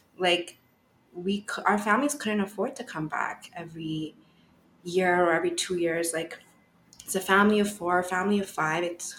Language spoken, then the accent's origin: English; Bangladesh; now in Canada; oh, I'm Bengali. I'm from Bangladesh.